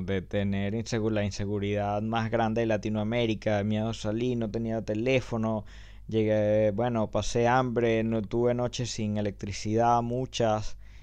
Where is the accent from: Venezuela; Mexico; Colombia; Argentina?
Venezuela; moved away; lo que vivimos en Venezuela